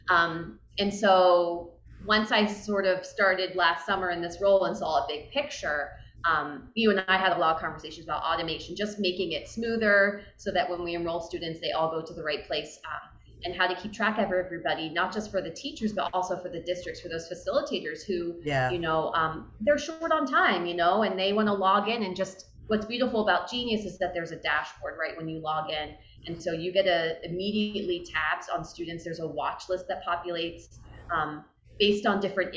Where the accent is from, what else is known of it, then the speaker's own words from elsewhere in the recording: Pennsylvania, United States; And I grew up in Pennsylvania, and I went to school in Pennsylvania